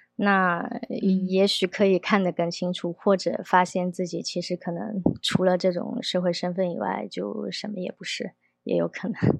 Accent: Guangdong, China; moved away as an adult; also born or lived in Beijing / Shanghai / London; now in Taipei, Taiwan; 我本身是广东人

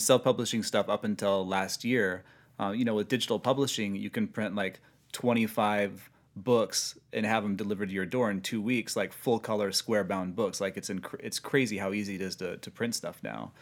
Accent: Sioux City, Iowa, United States; moved away as an adult; also born or lived in Portland, Oregon; now in Los Angeles, United States; born and raised in Sioux City.

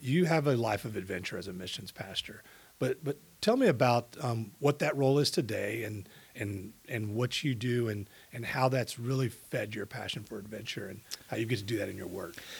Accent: Katy, Texas, United States; I grew up in Katy at a time when it was very small compared to what it was today.

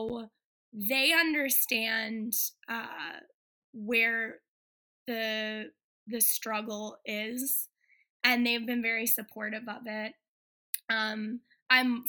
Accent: Boston, Massachusetts, United States; now in Los Angeles, United States; Born and raised in Boston

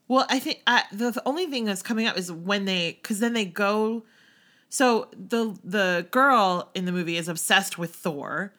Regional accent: outside of Philly, Pennsylvania, United States; moved away; growing up outside of Philly and then moving to outside of New York.

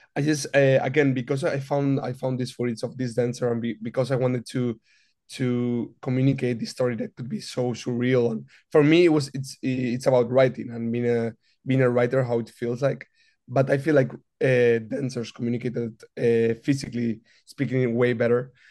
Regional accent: Madrid, Community of Madrid, Spain; moved away as an adult; also born or lived in New York; now in Los Angeles, United States; I'm originally from Madrid, Spain

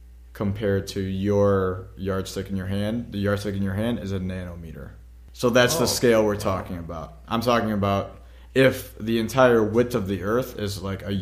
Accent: United States; we're American

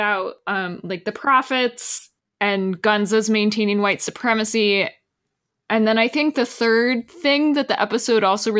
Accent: Texas, United States; moved away; I'm originally from Texas

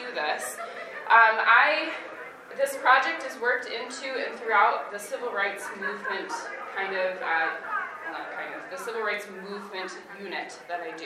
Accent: Grandville, Michigan, United States; I grew up in Granville, Michigan, and I graduated from the high school that I'm now teaching

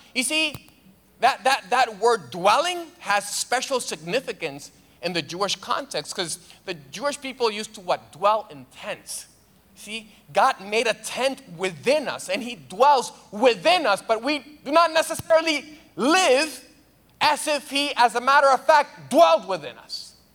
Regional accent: Dominican Republic; moved away; I'm from the Dominican Republic

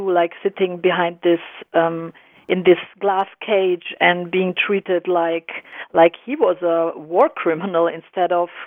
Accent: Germany; also born or lived in Croatia; I'm I'm I was born and raised in Germany, but I'm originally from mm-hmm. former Yugoslavia. I'm Croatian

